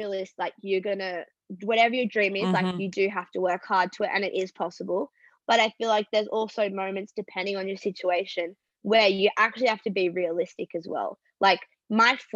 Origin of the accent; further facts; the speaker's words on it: Australia; moved away as an adult; also born or lived in Los Angeles, United States; I'm obviously on a visa as an Australian